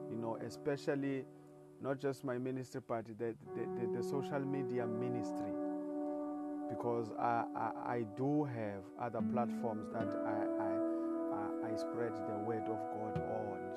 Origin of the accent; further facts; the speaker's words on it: South Africa; I come all the way from South Africa